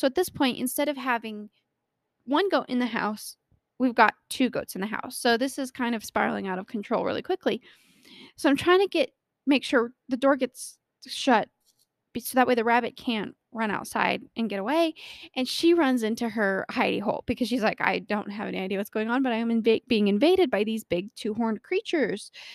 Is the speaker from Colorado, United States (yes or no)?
yes; Colorado, United States; born or raised there